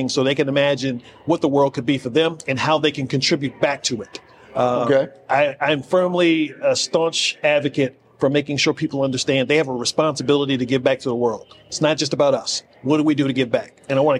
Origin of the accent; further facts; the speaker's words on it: Virginia, United States; I'm from Virginia.